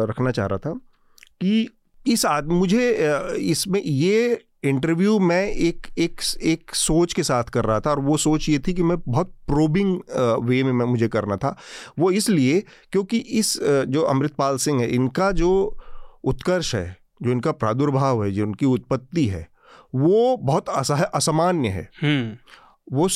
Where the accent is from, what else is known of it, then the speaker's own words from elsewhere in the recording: Assam, India; मैं पंजाबी या सिख नहीं हूँ मैं असमिया हूँ